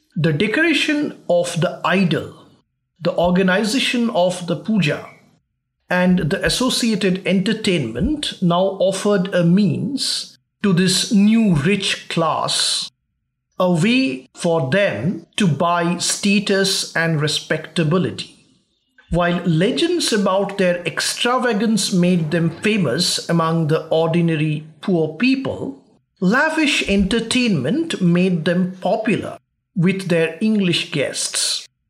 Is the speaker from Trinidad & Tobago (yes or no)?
no; West Bengal, India; my home state of West Bengal